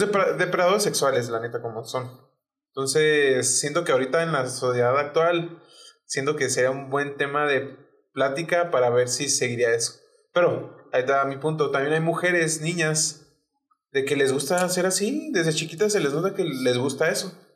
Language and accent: Spanish; Chihuahua, Mexico; es de Chihuahua, o sea, de donde somos